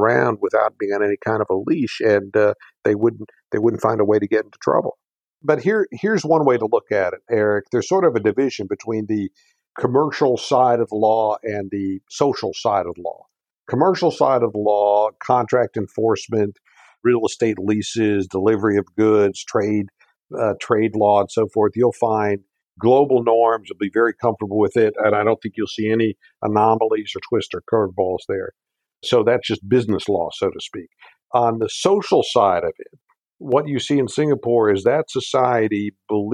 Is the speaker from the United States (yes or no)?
yes; United States; as an American